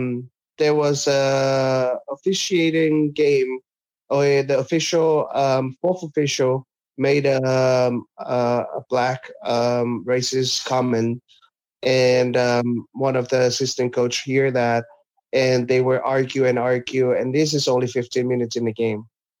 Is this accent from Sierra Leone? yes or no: no; American Samoa; born there; I still live in our village, but I was born in American Samoa. I can't betray my country.